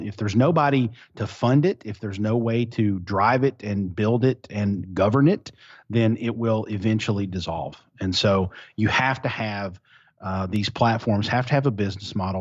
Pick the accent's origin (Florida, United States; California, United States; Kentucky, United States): Kentucky, United States; Eastern; also born or lived in Louisville, Kentucky; I grew up in Eastern Kentucky